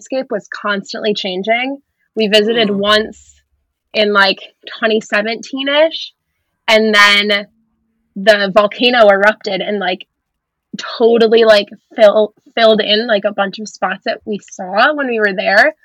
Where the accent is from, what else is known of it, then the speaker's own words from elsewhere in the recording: Minnesota, United States; moved away as an adult; also born or lived in Oahu, Hawaii; now in Maryland, United States; my home state of Minnesota